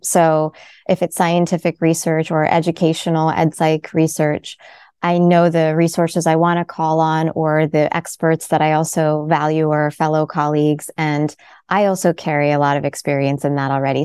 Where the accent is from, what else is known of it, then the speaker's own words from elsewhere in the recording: United States; My family's from India. I was born in America.